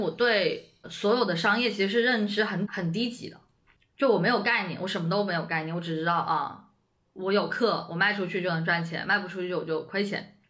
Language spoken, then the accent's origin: Chinese; Shenzhen, Guangdong, China; moved away as an adult; now in Beijing, China; 我其实一直都在深圳嘛，我在深圳出生、长大